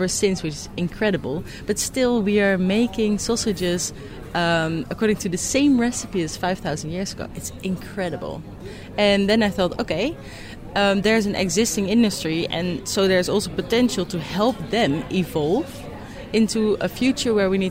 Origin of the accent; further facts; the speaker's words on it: Netherlands; I'm from the Netherlands.